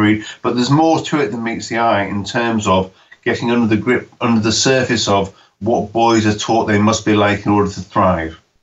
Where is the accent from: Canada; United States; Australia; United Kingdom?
United Kingdom; when I grew up in Britain in the 1970s